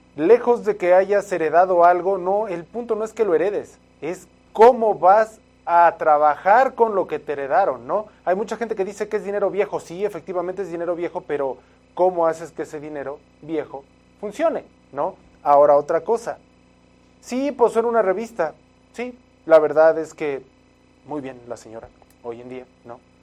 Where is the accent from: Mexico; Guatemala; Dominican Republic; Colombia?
Mexico; para nosotros como mexicanos, y estoy hablando sí como mexicanos